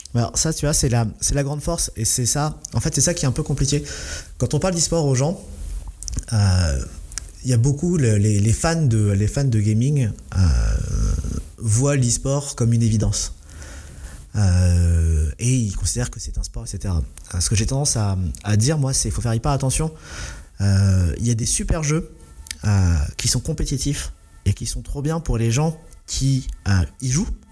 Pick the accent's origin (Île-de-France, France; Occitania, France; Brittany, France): Île-de-France, France; Essonne; j'ai grandi dans l'Essonne